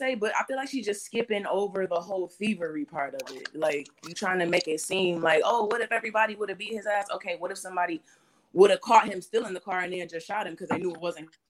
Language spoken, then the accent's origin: English; Detroit, Michigan, United States; now in Toronto, Canada; I'm actually from Detroit. I live in Toronto.